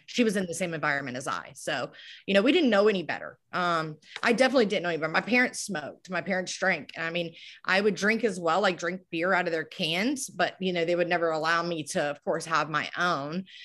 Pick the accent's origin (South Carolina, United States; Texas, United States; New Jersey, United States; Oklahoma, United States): South Carolina, United States; Moncks Corner; I'm actually from Monk's Corner, South Carolina. It's a little town here, um, near Charleston, about thirty miles